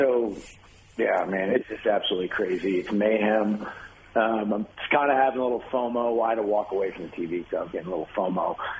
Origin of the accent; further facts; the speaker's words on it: Wichita, Kansas, United States; I grew up in Wichita